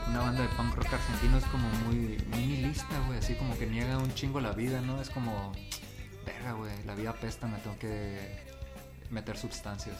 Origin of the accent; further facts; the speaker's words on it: La Paz, Baja California Sur, Mexico; moved away; yo nací aquí en La Paz